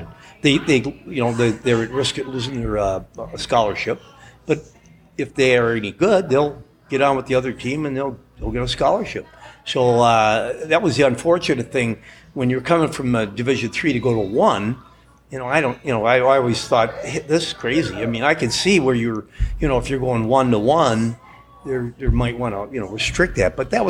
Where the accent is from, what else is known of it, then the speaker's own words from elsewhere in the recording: Minnesota, United States; We're all from Minnesota.